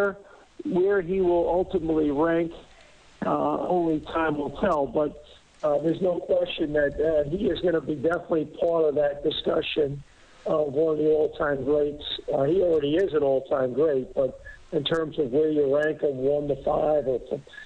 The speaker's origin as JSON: {"language": "English", "region": "New York", "country": "United States", "tie": "born or raised there", "moved": "as an adult", "lives_now": "Buffalo, United States", "said": "I grew up in New York"}